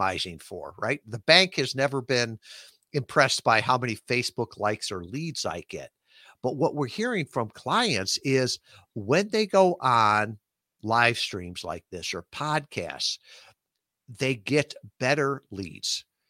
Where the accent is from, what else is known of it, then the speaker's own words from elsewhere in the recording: Midwest, United States; moved away as an adult; a Midwestern kid, never been more than a hundred miles from my hometown